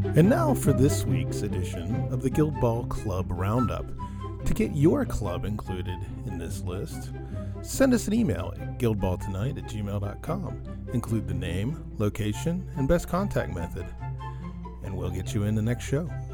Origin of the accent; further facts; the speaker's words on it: Houston, Texas, United States; my hometown, Houston, Texas.